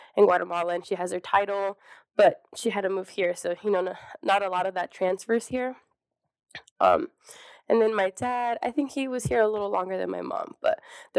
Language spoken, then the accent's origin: English; Lexington, Nebraska, United States; I was born here in Lexington, Nebraska, born and raised